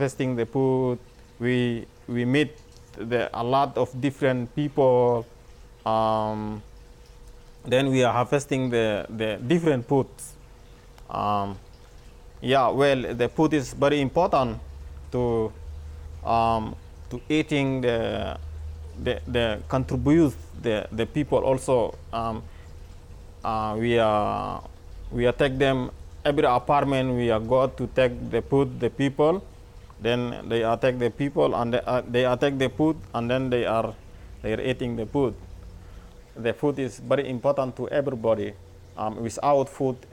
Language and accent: English; Aljendea, Darfur, Sudan; English is a second language; moved away as an adult; also born or lived in Kenya; now in Tucson, United States; I am from Sudan, Darfur, Aljendea.